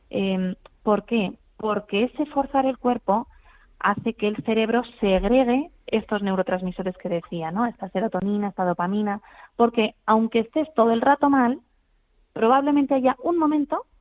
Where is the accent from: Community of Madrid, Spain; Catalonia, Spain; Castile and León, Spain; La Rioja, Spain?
Community of Madrid, Spain; Madrid; Bueno, digo Madrid Río porque soy de Madrid